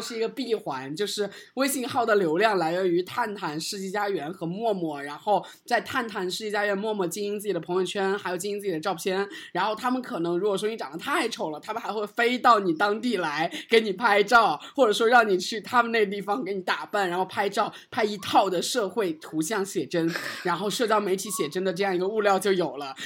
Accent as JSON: {"language": "Chinese", "country": "China", "said": "我们作为一个中国人，在美国要求生存"}